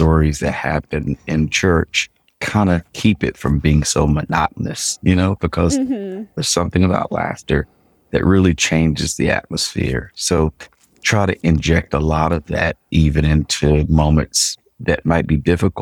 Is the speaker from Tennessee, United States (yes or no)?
yes; Tennessee, United States; moved away as an adult; now in Norfolk, United States; I'm a kid from Tennessee